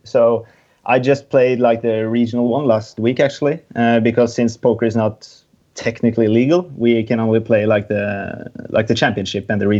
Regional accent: Norway; I'm from Norway.

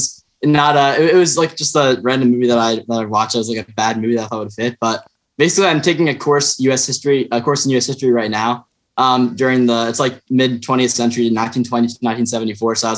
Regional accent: Collegeville, Pennsylvania, United States; I'm from Collegeville, which is like a suburb of Philly.

